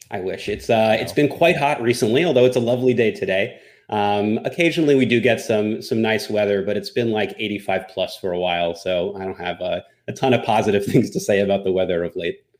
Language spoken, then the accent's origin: English; New Jersey, United States; now in Westchester, United States; originally I'm from New Jersey, but currently based out of uh, Westchester, just north of New York City.